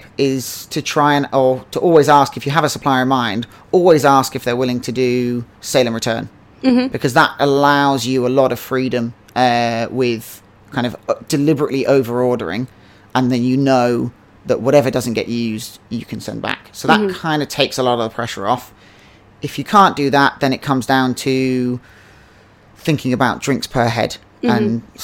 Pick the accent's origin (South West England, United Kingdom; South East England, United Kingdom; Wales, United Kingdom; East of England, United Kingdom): South East England, United Kingdom; Henley-on-Thames; moved away as an adult; I've always wanted to come back to my hometown, Henley-on-Thames, and launch a distillery here